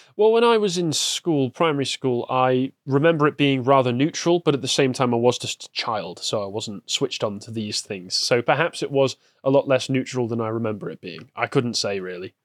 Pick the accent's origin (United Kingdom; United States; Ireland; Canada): United Kingdom; England; growing up in England